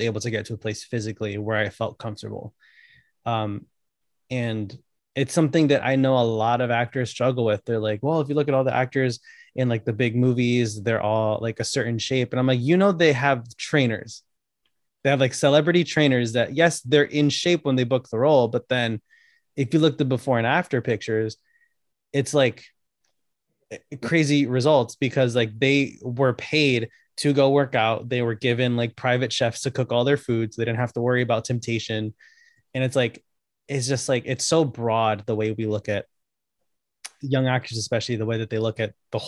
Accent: Connecticut, United States; I'm from Connecticut

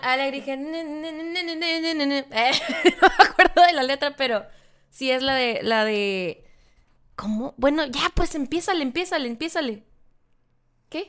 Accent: Sonora, Mexico; yo nací en Sonora

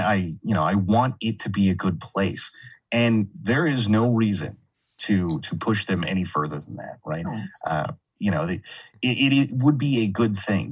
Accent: California, United States; now in Texas, United States; I grew up in California and I grew up, like, I was born in the 80s.

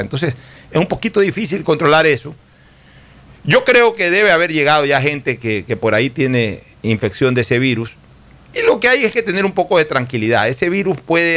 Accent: Guayaquil, Guayas, Ecuador; como guayaquileño

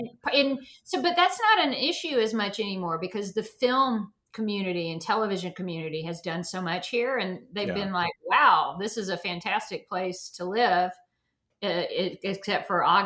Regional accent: the South, United States; now in Atlanta, United States; I come from the South

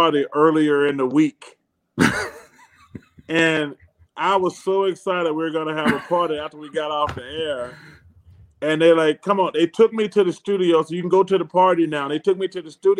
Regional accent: Alabama, United States; Growing up in Alabama, Alabama A&M against Alabama State was the game we went to every year

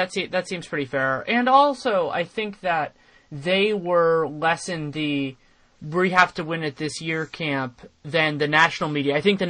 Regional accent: Bay Area, California, United States; I'm born and raised in the Bay Area

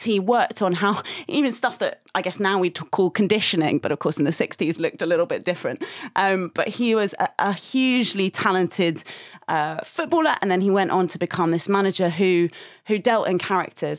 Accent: England, United Kingdom; as a British person, as an English person

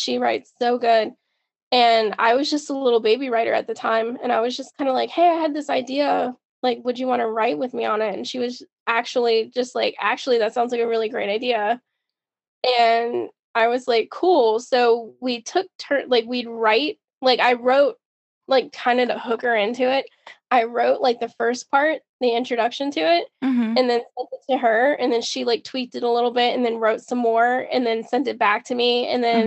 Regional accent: Outer Banks, North Carolina, United States; I grew up on the Outer Banks in North Carolina on an island

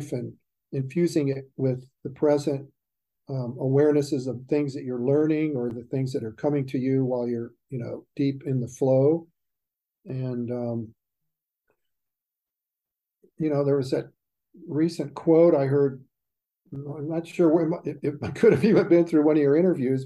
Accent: Southern California, United States; as a young guy growing up in Southern California

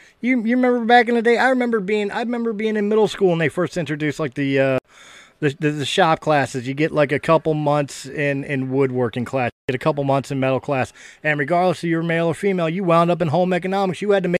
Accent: Philadelphia, Pennsylvania, United States; I'm from Philly.

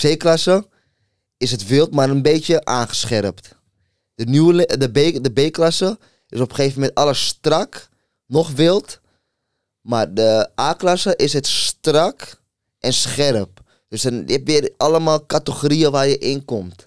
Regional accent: Amsterdam, North Holland, Netherlands; hij komt ook uit Noord, ik ook. Ik kwam uit Molenwijk

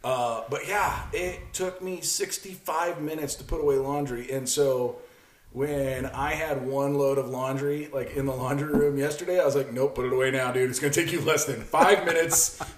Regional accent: Midwest, United States; You and I grew up in the Midwest.

